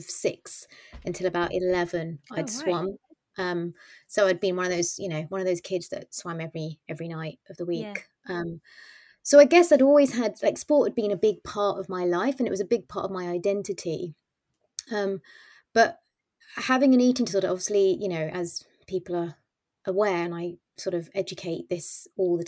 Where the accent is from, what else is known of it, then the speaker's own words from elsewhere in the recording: United Kingdom; I was born and brought up in the UK, but my mum and dad are not, their first immigrants.